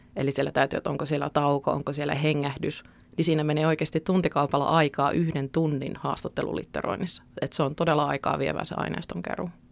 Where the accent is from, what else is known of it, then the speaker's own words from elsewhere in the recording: Keuruu, Central Finland, Finland; moved away as an adult; now in Lappeenranta, Finland; mähän tuun itse Keski-Suomesta Keuruulta